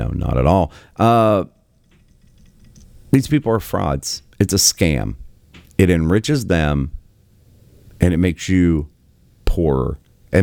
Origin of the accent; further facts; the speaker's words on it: Southern West Virginia, United States; I am from Southern West Virginia, born and raised, lived there for many decades.